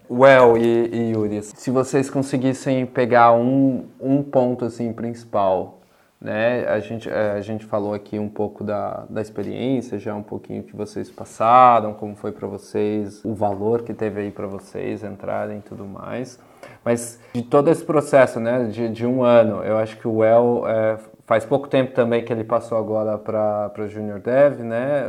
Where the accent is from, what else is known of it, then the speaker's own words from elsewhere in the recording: São Paulo, Brazil; now in Utrecht, Netherlands; Eu sou, eu sou originalmente de São Paulo. Eu moro aqui em uma cidadezinha de, de Utrecht, aqui na Holanda